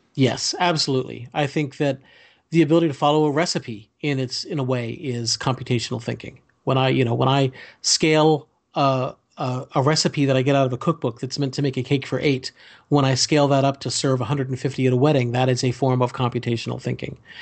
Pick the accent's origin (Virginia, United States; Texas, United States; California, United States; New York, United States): Virginia, United States; Fairfax County; when I grew up in Fairfax County